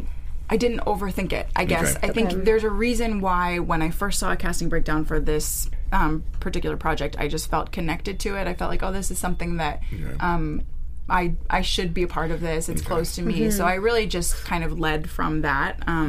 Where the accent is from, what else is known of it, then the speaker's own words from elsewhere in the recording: Wellington, Florida, United States; moved away as an adult; also born or lived in New York; where I grew up in Florida